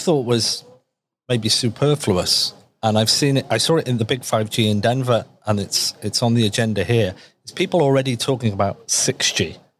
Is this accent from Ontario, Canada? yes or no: yes; Toronto, Ontario, Canada